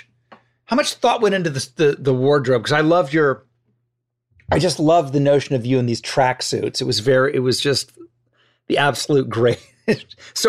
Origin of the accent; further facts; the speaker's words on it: Ohio, United States; now in Los Angeles, United States; I'm from Ohio and I was living in Ohio watching it